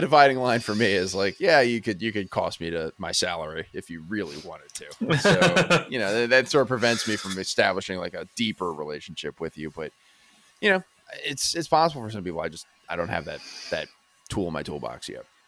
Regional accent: Exton, Pennsylvania, United States; also born or lived in Pittsburgh; Exton was a lot the same way

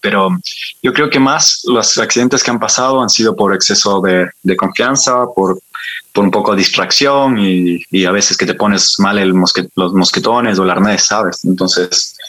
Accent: Ibarra, Imbabura, Ecuador; moved away as an adult; also born or lived in France / Bilbao, Spain / Barcelona, Spain; now in Spain; yo soy barreño, yo soy de la Ciudad Blanca, de los lados de Paila

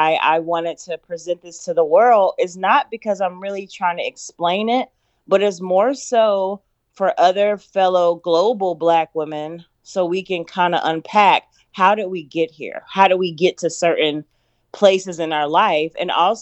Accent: North Carolina, United States; moved away as an adult; also born or lived in Los Angeles; I decided to get a rental in my home state of North Carolina

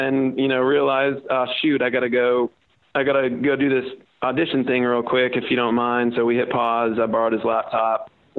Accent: Midwest, United States; I grew up in the Midwest, middle-class family, and had just graduated from TCU with a great scholarship and a great degree.

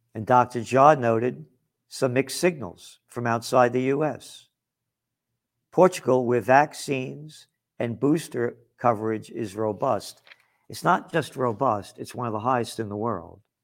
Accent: United States; As an American

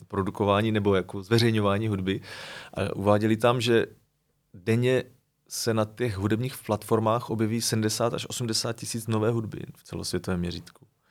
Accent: Moravia, Czechia; moved away as an adult; also born or lived in Prague; když jsem vlastně odcházel z Prahy sem na Moravu

